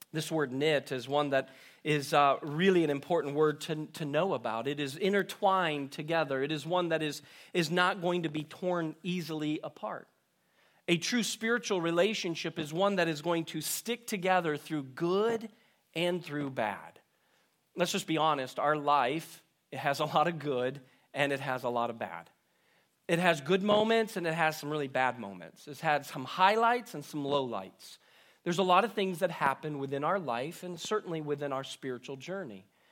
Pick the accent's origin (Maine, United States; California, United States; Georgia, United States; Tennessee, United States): Maine, United States; moved away; I remember growing up in Maine